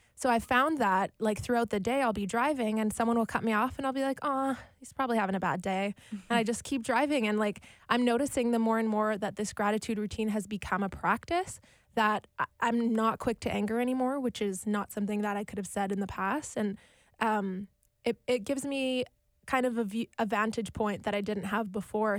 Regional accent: Winnipeg, Manitoba, Canada; also born or lived in Alberta; I'm born and raised in Winnipeg, Manitoba, Canada.

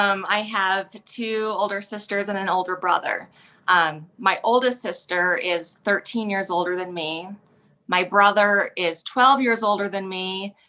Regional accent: Cheyenne, Wyoming, United States; also born or lived in Rock Springs, Wyoming; I was born in Rock Springs, Wyoming. We lived there about 6 months before we moved to Cheyenne. And I've been here in Cheyenne ever since, pretty much.

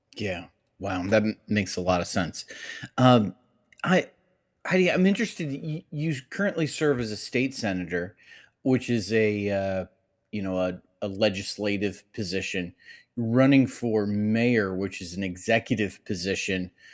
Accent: Cleveland, Ohio, United States; I grew up in Cleveland, Ohio.

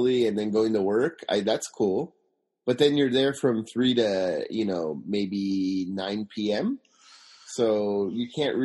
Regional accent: Simi Valley, California, United States; now in Tokyo, Japan; I'm originally from Simi Valley, California

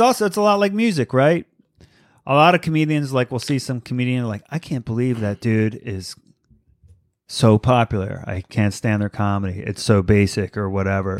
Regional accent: East Coast, United States; moved away as an adult; also born or lived in Virginia; now in Los Angeles, United States; I grew up on the East Coast.

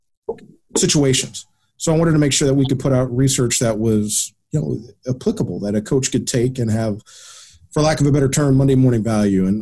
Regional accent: United States; being an American

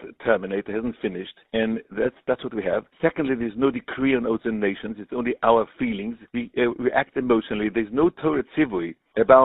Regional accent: Switzerland; I was born in Switzerland, so I had more links to the place

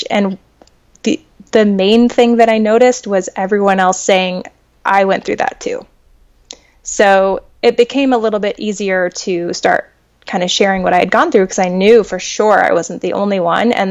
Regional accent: New Mexico, United States; like, I'm from Northwest New Mexico.

